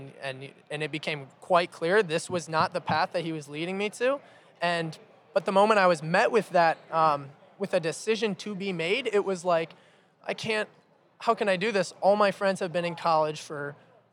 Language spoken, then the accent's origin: English; Ann Arbor, Michigan, United States; I was born in Ann Arbor, and I'm the youngest of 6 kids.